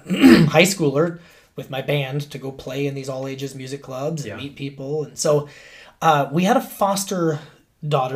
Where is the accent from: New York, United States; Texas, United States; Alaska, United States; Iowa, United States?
Alaska, United States; also born or lived in Fairbanks, Alaska / Anchorage, Alaska; I grew up in Alaska, I should have mentioned, but we moved from Fairbanks, Alaska to Anchorage